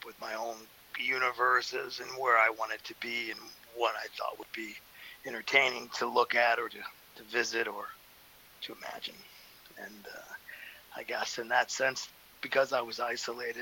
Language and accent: English; Indiana, United States; I grew up in Indiana on a farm